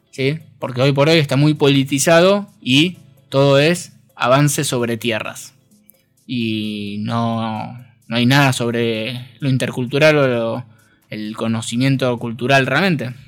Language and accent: Spanish; Argentina; somos todos argentinos